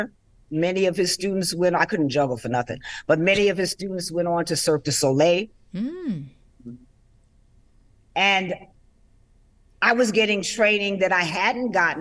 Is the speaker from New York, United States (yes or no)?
yes; New York City, New York, United States; growing up in Harlem